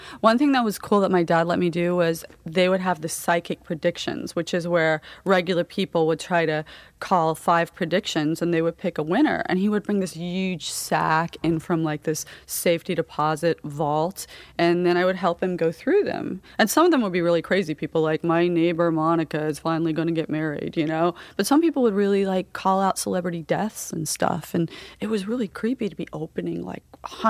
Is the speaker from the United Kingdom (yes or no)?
yes; United Kingdom; now in Florida, United States; that's why we came from England to Florida, because they recruited a lot of writers from England because of the tabloid style, and they hooked them up with green cards.